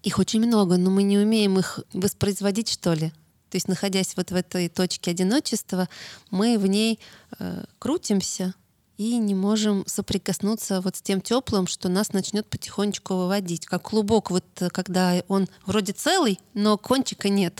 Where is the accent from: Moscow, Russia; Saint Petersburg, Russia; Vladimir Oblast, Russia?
Moscow, Russia; я же москвичка, а Таруса — это дача. Но я с самого рождения там росла